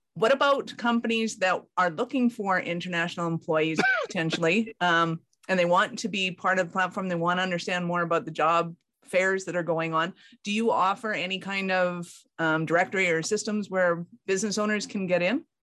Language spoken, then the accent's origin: English; Calgary, Alberta, Canada; I'm from Calgary in Canada